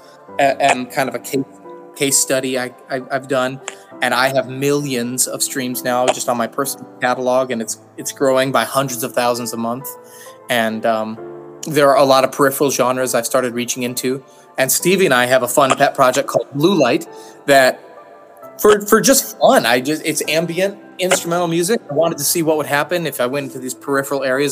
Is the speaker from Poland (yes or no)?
no; United States; I'm American